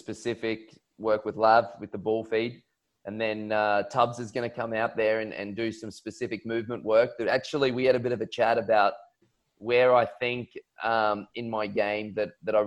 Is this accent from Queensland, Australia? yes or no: yes; Queensland, Australia; growing up, being a Queenslander